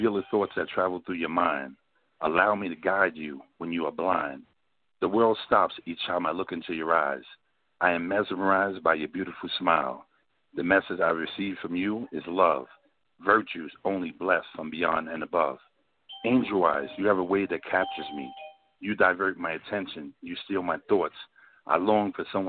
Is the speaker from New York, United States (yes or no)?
yes; New York City, New York, United States; I'm from South Jamaica, Queens